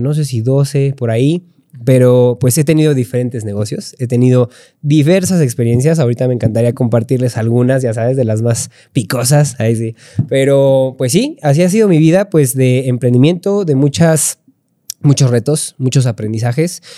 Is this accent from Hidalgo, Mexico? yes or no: yes; Pachuca, Hidalgo, Mexico; also born or lived in Puebla; tengo 32 años, soy de Pachuca